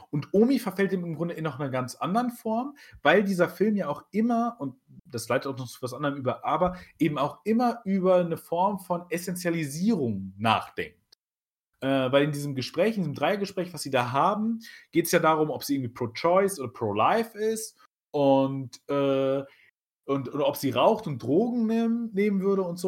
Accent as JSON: {"language": "German", "country": "Germany", "said": "wir sind Deutsche"}